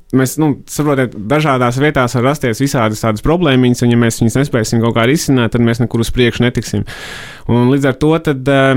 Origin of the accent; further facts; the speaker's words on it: Rucava, South Kurzeme Municipality, Latvia; moved away as an adult; also born or lived in Riga; Rucavā es esmu audzis līdz 18, audzis un dzīvojis mm, līdz 18 gadiem.